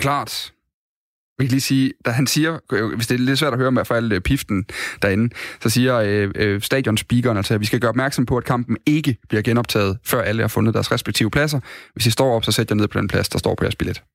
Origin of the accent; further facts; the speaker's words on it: Odense, Southern Denmark, Denmark; moved away as an adult; now in Aalborg, Denmark; Jeg kommer fra, jeg kommer fra Odense oprindeligt